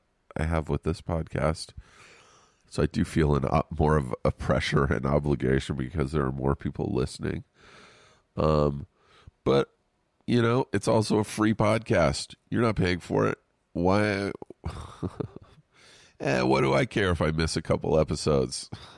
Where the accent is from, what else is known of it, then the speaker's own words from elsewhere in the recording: Canada; I had seen it earlier on Instagram, and as a Canadian, it was so weird.